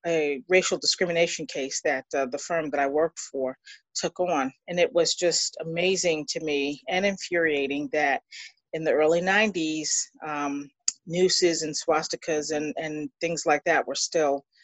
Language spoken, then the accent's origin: English; Long Island, New York, United States; also born or lived in Queens; I was born on Long Island and was on Long Island for about 12 years and then moved to Queens